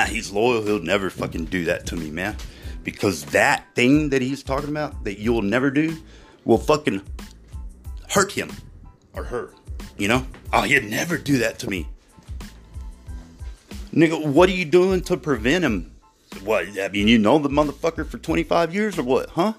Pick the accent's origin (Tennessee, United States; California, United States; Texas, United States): Texas, United States; Ozona; growing up in West Texas, but in Ozona, Texas